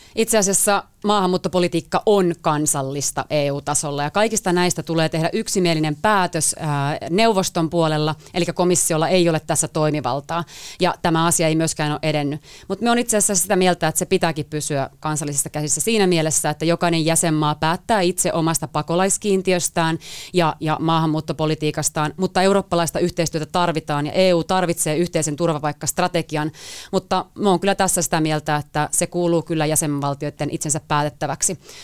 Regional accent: Finland

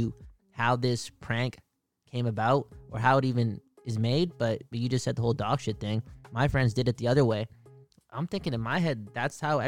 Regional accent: Canada; being a Canadian

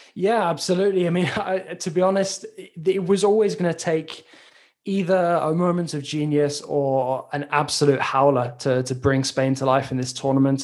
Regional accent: England, United Kingdom; as an Englishman

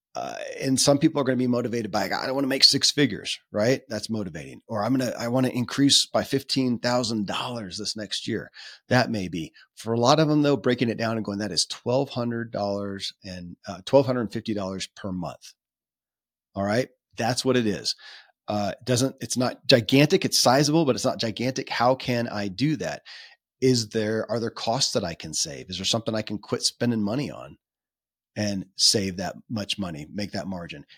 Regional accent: Kentucky, United States; born or raised there

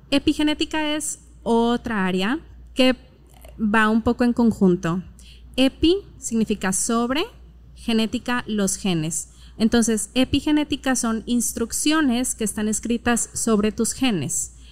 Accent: Monterrey, Nuevo León, Mexico; Mm, soy regia y hablo como regia.

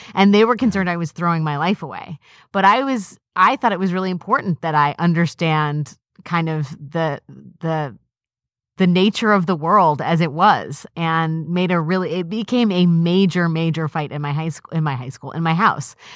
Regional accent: Washington, District of Columbia, United States; growing up in Northwest Washington, D C, which can be a pretty homogenous place.

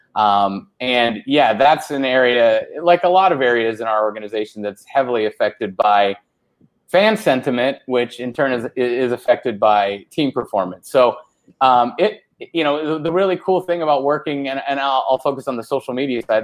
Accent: Orange County, California, United States; also born or lived in Fresno, California; I grew up in Orange County

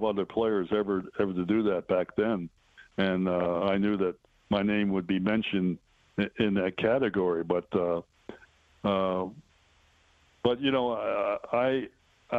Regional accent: Baltimore, Maryland, United States; moved away; also born or lived in Detroit; Baltimore, my hometown

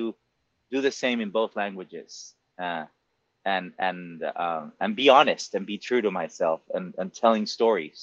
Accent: Monterrey, Nuevo León, Mexico; English is a second language; moved away as an adult; also born or lived in New York; now in United States; I did grow up in Mexico, I grew up in a very Americanized city of Mexico mm-hmm. called Monterrey.

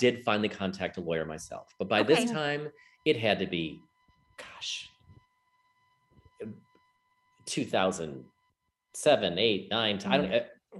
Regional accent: Chicago, Illinois, United States; I'm from Chicago.

